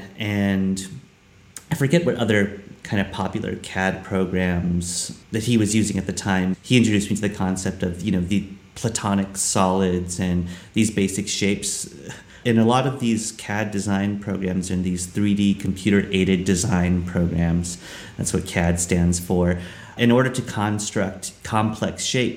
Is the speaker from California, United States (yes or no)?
yes; Los Angeles, California, United States; I was born in Los Angeles, California.